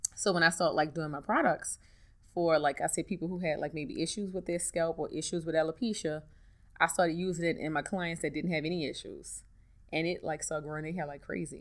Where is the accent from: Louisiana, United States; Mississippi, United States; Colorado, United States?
Louisiana, United States; New Orleans; I'm from New Orleans, born and raised